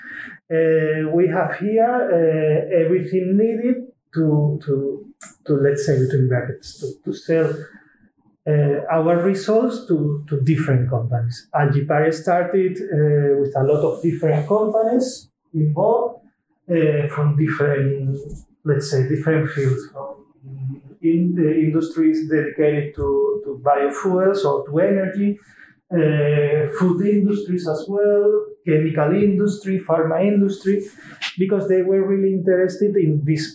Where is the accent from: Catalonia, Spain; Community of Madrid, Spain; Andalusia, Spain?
Andalusia, Spain; Seville; moved away as an adult; now in Wageningen, Netherlands; I'm originally from Spain, from Sevilla, and it's already quite a long time ago that I moved here